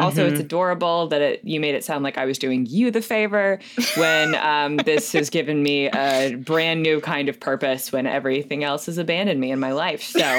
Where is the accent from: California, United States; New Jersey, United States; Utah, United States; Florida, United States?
Florida, United States; I'm from Florida. That's my main connection. I am from the Sunshine State. I am from the swamp that Disney looked at and went, we could do something here. I'm from the state that is reopened already.